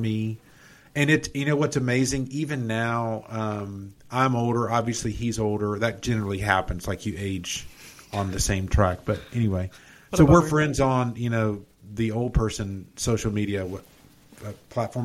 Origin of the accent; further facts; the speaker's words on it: Atlanta, Georgia, United States; I grew up in South Atlanta